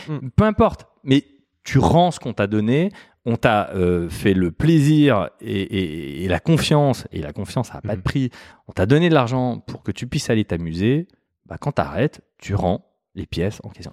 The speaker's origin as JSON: {"language": "French", "town": "Mulhouse", "region": "Grand Est", "country": "France", "tie": "born or raised there", "moved": "yes", "said": "alsacien, euh, je suis né à Mulhouse, euh, ballotté euh, de quartiers euh, dits défavorisés"}